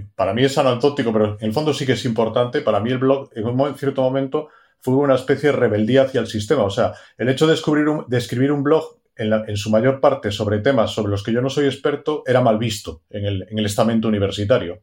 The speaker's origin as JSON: {"language": "Spanish", "region": "Galicia", "country": "Spain", "said": "estaba en Galicia, soy gallego"}